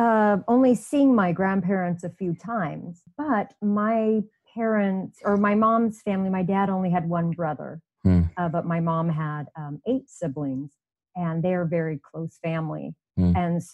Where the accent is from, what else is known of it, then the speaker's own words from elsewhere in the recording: Hinckley, Utah, United States; So I grew up in Hinckley. I don't know if you know how close Hinckley and Oasis are, quite close together, right in the middle.